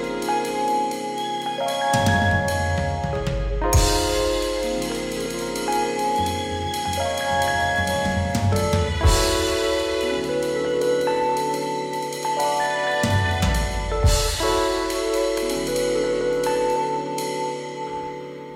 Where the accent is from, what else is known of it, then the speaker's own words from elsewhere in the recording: Chicago, Illinois, United States; now in Bay Area, United States; my hometown Chicago Bulls